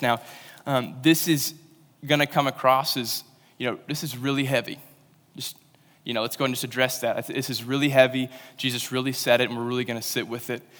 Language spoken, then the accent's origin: English; Western Kentucky, United States; moved away; I'm from Western Kentucky, and I ca, I went to a school that had camo day, so that's where I'm from